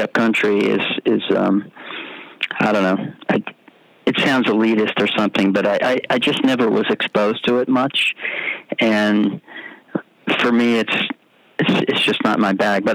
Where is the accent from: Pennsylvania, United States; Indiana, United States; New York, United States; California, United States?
New York, United States; suburb of New York City, United States; moved away; I grew up in New York City the suburb of New York City